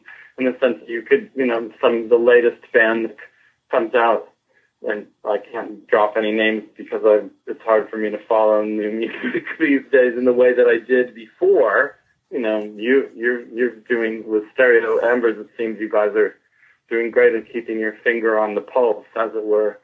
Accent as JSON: {"language": "English", "town": "Santa Barbara", "region": "California", "country": "United States", "tie": "born or raised there", "also_born_or_lived": "Richmond, Virginia", "lives_now": "Los Angeles, United States", "said": "I was born in Richmond, Virginia, and then my dad worked in defense, and then he got a job in California, so I grew up in Santa Barbara"}